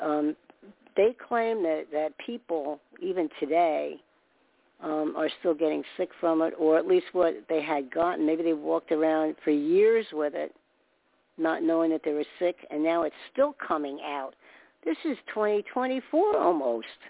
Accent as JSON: {"language": "English", "region": "New York", "country": "United States", "tie": "born or raised there", "said": "I was born in New York"}